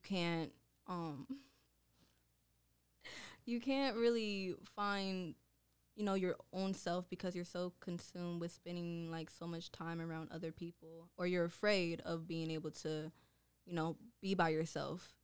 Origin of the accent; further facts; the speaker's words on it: Oakland, California, United States; I am from Oakland, California, which is located in the Bay Area